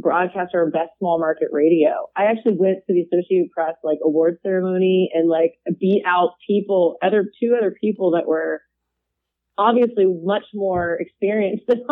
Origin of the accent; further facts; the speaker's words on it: West Chester, Ohio, United States; I'm from up in Butler County. I grew up in Westchester